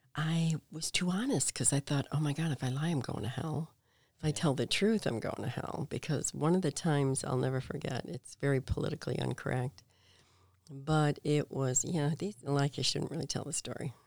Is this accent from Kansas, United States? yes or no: no; Payless Park, Illinois, United States; I grew up in this itty-bitty town in Payless Park, Illinois